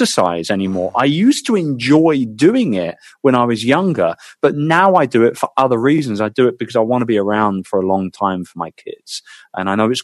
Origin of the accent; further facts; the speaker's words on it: United Kingdom; as a Brit